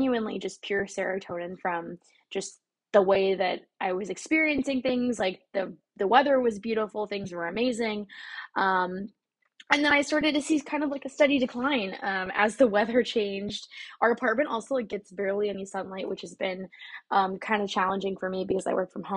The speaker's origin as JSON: {"language": "English", "region": "Texas", "country": "United States", "also_born_or_lived": "Garland, Texas / Dallas, Texas", "moved": "as an adult", "lives_now": "New York City, United States", "said": "I'm just a Texan"}